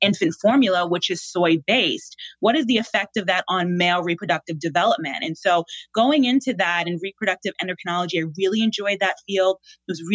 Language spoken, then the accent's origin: English; Boston, Massachusetts, United States; born and raised in Boston